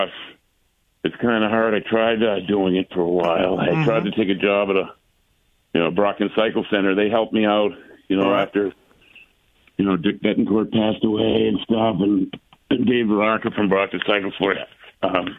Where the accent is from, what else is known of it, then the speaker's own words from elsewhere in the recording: New England, United States; I grew up in New England.